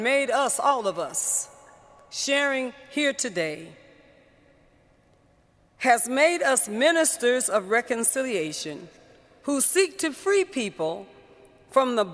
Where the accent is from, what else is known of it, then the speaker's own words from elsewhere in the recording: San Francisco, California, United States; I was born and raised in San Francisco.